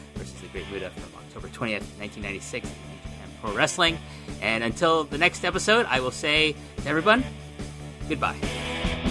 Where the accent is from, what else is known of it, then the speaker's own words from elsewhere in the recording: Canada; we're Canadian